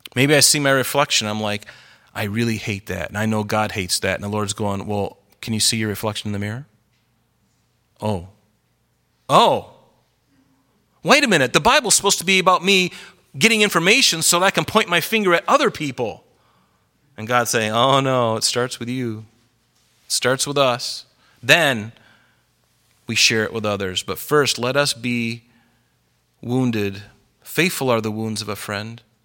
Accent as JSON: {"language": "English", "country": "United States", "said": "I'm American"}